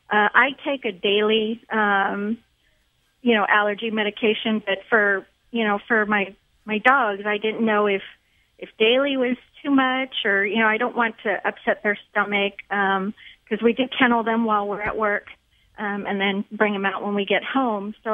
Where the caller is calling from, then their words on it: San Antonio, Texas, United States; San Antonio, Texas.